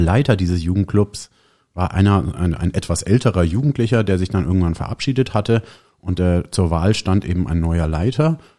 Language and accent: German; Neunkirchen, Bavaria, Germany; ich bin hier ja auch in der Nähe aufgewachsen an einem Dorf mit dem schönen Namen Neunkirchen, fränkisch Neikern